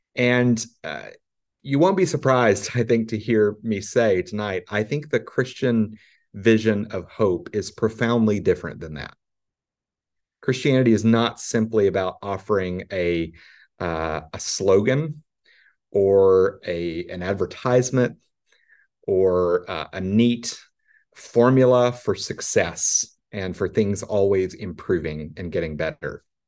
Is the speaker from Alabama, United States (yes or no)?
no; Arkansas, United States; I'm from Arkansas